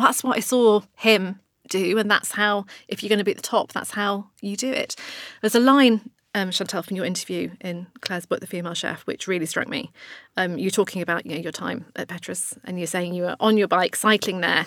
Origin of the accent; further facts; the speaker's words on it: Blackburn, North West England, United Kingdom; I'm from Blackburn, let's say Blackburn